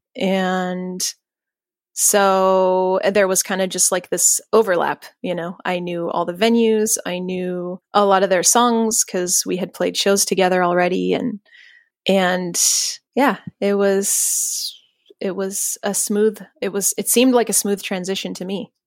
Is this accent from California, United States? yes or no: yes; Los Banos, California, United States; I grew up in Central California in a town called Los Banos, which is really right in the middle of nowhere.